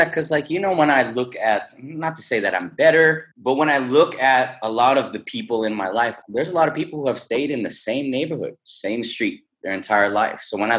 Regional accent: California, United States; So when I was in California, I'm from the Silicon Valley.

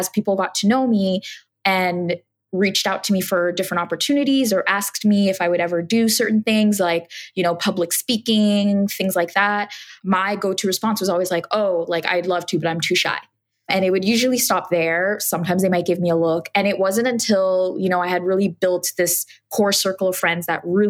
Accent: Montreal, Quebec, Canada; moved away as an adult; now in Toronto, Canada; I was born and raised in Montreal, Canada, and I had just moved here to Toronto about 5 years prior to that time.

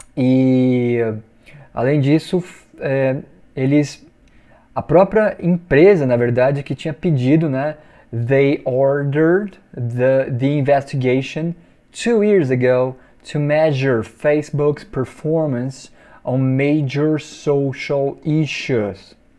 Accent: Brazil; eu sou brasileiro

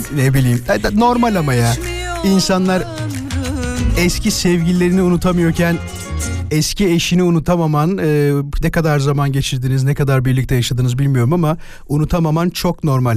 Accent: İzmit, Kocaeli, Turkey; born or raised there

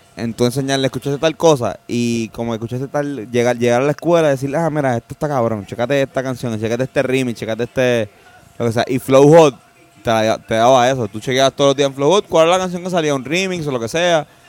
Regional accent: Puerto Rico; nosotros somos de Río Piedras, todos los tres. O sea, es como que Fernando y yo somos de, del mismo área code. O sea, literalmente nos criamos a minutos

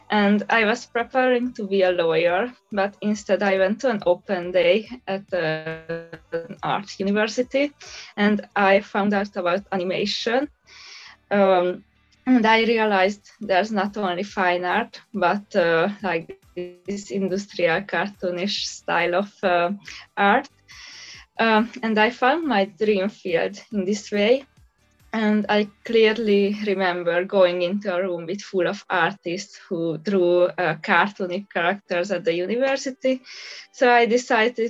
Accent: Budapest, Hungary; I'm from Budapest, Hungary

